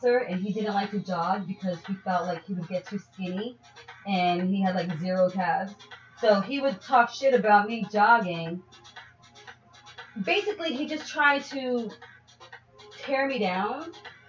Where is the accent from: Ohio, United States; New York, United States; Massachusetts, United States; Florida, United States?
New York, United States; New York City; I come from New York City